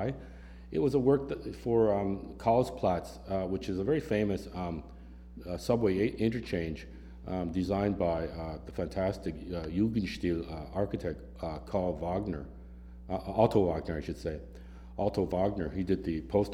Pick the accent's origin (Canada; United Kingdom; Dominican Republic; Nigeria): Canada; now in Philadelphia, United States; as a Canadian